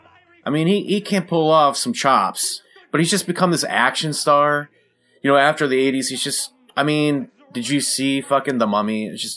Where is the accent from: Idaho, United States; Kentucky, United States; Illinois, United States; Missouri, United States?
Kentucky, United States; Louisville; She's from my hometown, Louisville